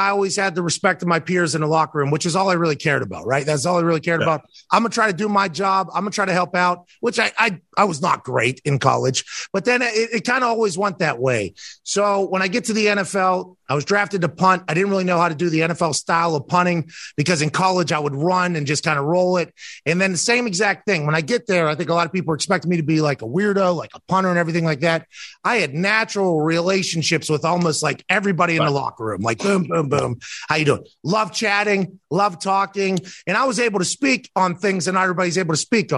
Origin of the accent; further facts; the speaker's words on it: Plum, Pennsylvania, United States; I played soccer growing up, but I'm from Pittsburgh. Plum is in the East Hills of Pittsburgh.